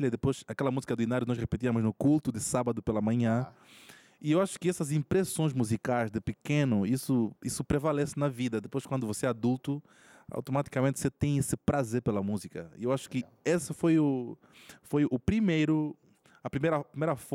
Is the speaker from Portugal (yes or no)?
no; Angola; moved away as an adult; now in Brazil; Eu sou de Angola. Angola. Eu cheguei aqui no Brasil em 2013, né? Para estudar no NASP e permaneço até hoje